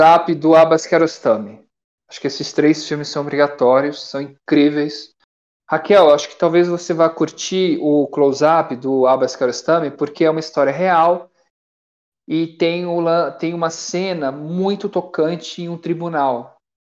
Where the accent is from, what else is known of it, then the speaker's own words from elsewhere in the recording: Brazil; eu sou brasileiro